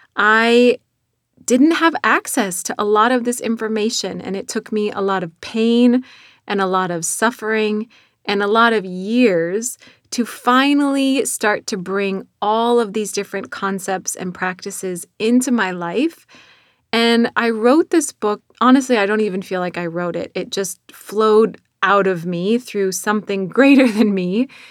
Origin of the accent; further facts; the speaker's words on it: North Dakota, United States; accent: North Dakota; moved away; my North Dakota accent that still shines through twenty-plus years later after moving out of North Dakota